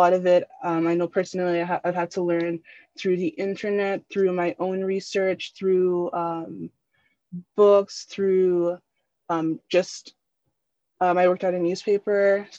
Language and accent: English; Nigeria; now in Canada; So I'm a diaspora kid. I'm from Nigeria, but I'm living in the diaspora in Canada.